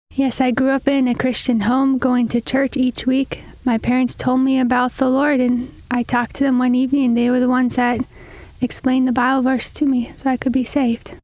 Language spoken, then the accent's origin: English; Deerwood, Minnesota, United States; I grew up in Deerwood, Minnesota.